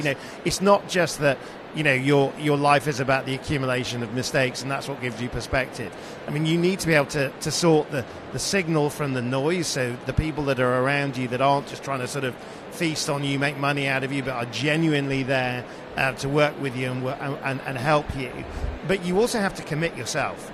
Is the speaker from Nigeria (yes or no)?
no; Sheffield, Yorkshire and the Humber, United Kingdom; being 11 years old growing up in Sheffield